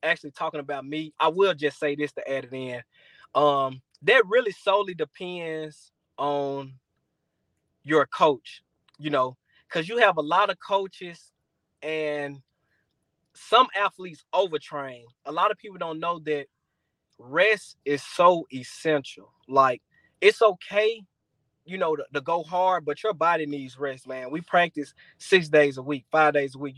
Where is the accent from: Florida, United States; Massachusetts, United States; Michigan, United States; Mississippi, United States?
Mississippi, United States; Jackson; my hometown, Jackson, Mississippi